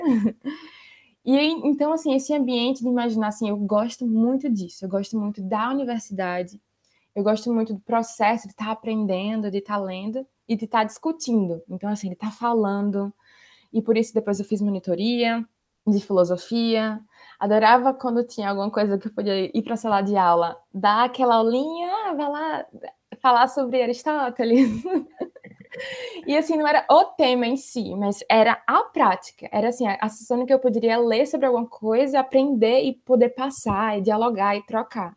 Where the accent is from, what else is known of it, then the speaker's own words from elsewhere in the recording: Maceió, Alagoas, Brazil; moved away as an adult; now in Poland; Sou de Maceió, Alagoas